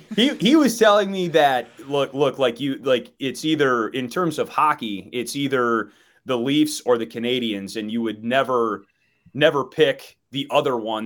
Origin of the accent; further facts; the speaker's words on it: Milwaukee, Wisconsin, United States; moved away as an adult; now in Chicago, United States; I grew up in Wisconsin and, and now I live in Chicago